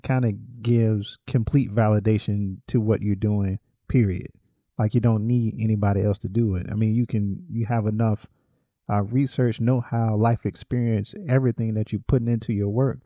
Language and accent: English; North Carolina, United States; I grew up in North Carolina